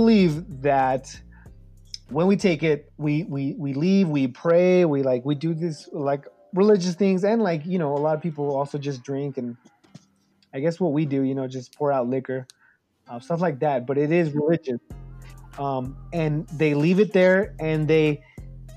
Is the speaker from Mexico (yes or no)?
yes; Mexico City, Mexico; moved away; we're from El DF, so we're from, you know, the city, the main city.